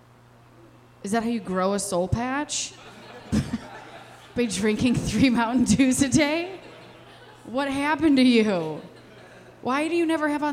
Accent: Westmont, Illinois, United States; now in Chicago, United States; I'm from Westmont, okay? I was born plain white trash

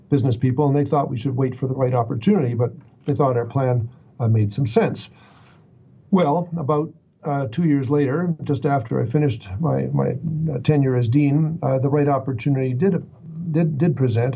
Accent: Calgary, Alberta, Canada; I come from Calgary

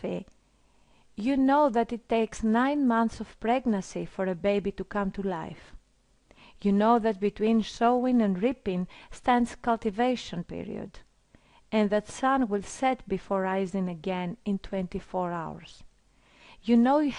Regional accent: Greece; I come from Greece

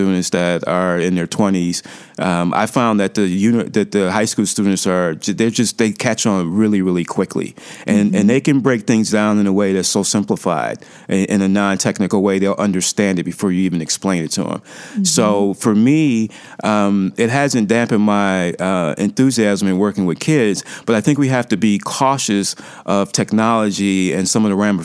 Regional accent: Cleveland, Ohio, United States; now in Chicago, United States; my hometown, Cleveland. It's on the lake. We're on Lake Erie in Cleveland

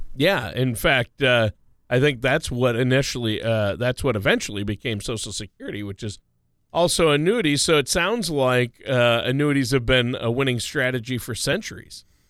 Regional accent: Minnesota, United States; home state of Minnesota

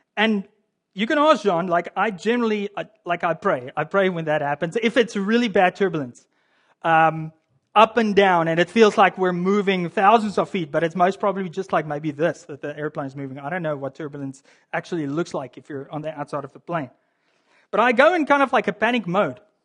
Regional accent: South Africa; now in Canada; as a South African that lives in Canada

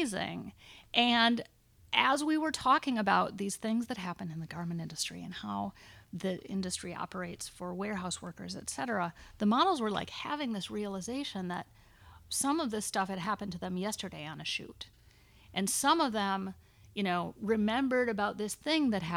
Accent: United States; a woman growing up in America

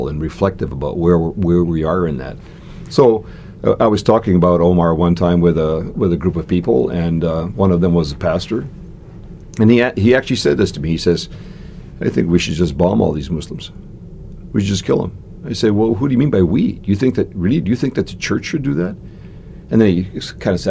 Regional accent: Canada; I am a Canadian citizen

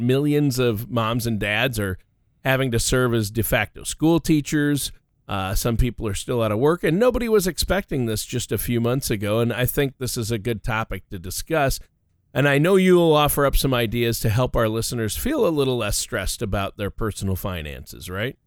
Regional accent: Canada; grew up in the Great White North

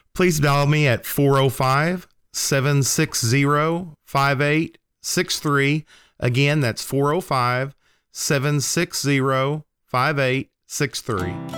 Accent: Lindsay, Oklahoma, United States; when I was a teenager, um, lit, growing up on Francis Street in Lindsay, Oklahoma

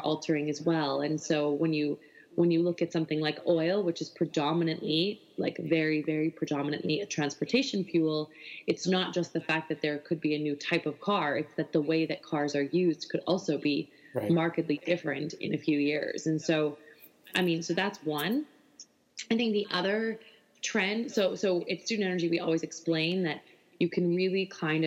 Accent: Alberta, Canada; I love Alberta. It's where I'm from. I'm from a, you know, coal producing town

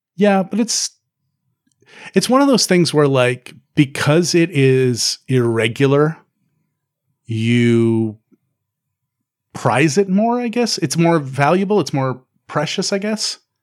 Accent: Canada; also born or lived in Newfoundland; I am a Canadian

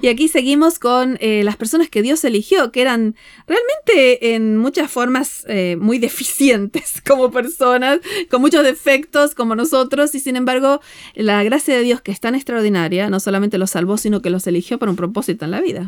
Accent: Argentina; moved away; venimos de Argentina

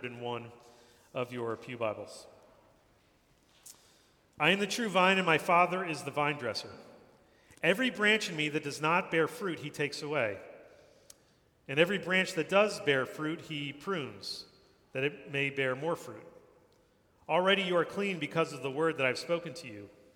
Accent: New Jersey, United States; moved away as an adult; now in New York City, United States; I grew up in New Jersey, not far from here

